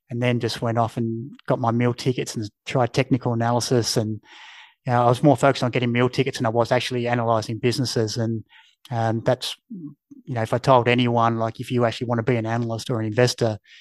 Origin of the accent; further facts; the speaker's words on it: Mount Gambier, South Australia, Australia; moved away as an adult; also born or lived in Adelaide; I grew up in Mount Gambier, which had 25,000 people.